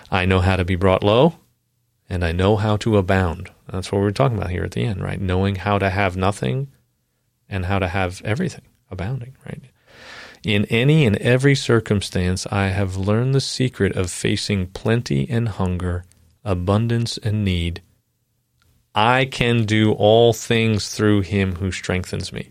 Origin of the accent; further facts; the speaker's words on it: Long Island, New York, United States; moved away; I'm from Long Island originally